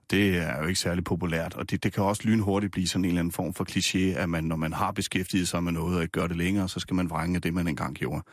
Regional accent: Nysted, Zealand, Denmark; also born or lived in Rødovre; now in Gævninge, Denmark; Jeg er opvokset nede på Lolland i, mm. Nyst, i Nysted. Født i Rødovre oprindeligt og bor nu i Gævninge mellem øh, Roskilde og Holbæk

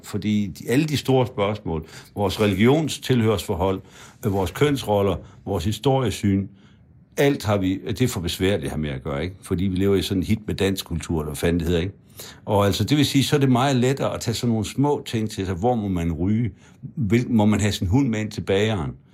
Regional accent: Frederikshavn, North Denmark Region, Denmark; born or raised there; moved away

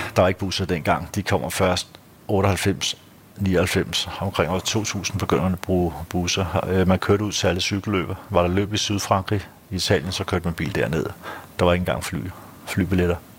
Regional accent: Kastrup, Capital Region of Denmark, Denmark; moved away as an adult; now in Frederiksberg, Denmark; det er der, jeg er født. Tømmerupvej. Amager

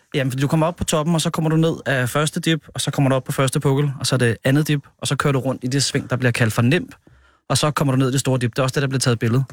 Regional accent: Hørsholm, Capital Region of Denmark, Denmark; also born or lived in Nordvest, Copenhagen; now in Copenhagen, Denmark; Jeg kommer fra Hørsholm øh, oprindeligt

